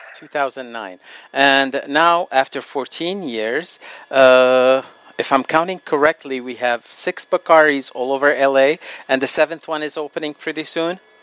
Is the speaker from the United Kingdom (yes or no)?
no; Lebanon; moved away; my homeland, Lebanon